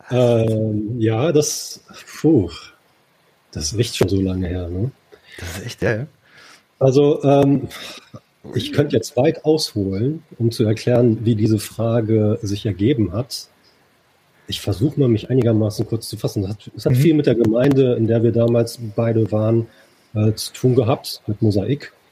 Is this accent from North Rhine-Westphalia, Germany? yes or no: yes; Dortmund, North Rhine-Westphalia, Germany; now in Düsseldorf, Germany; wohnhaft in Düsseldorf, also das auch schon eine ganze Weile. Komme ursprünglich aus Dortmund, also bin ein Kind des Pots